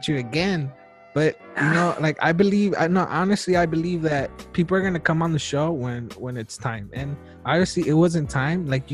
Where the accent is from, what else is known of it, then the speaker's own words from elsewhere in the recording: Wilmington, California, United States; I grew up in Wilmington